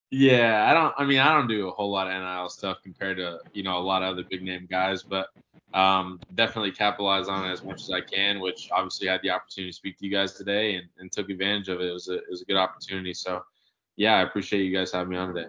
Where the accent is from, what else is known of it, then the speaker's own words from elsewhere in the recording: Marietta, Georgia, United States; moved away as an adult; also born or lived in Conway, South Carolina; now in Gainesville, United States; I'm from Marietta. Um, luckily had a, a, lot of really good coaches uh, in the area growing up